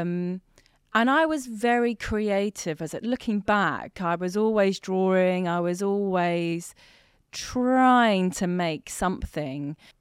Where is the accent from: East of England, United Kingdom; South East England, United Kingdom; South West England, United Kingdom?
South East England, United Kingdom; Hampshire; also born or lived in Tehran, Iran; in Hampshire. Mm-hmm. And then, um, that's where we were for ten years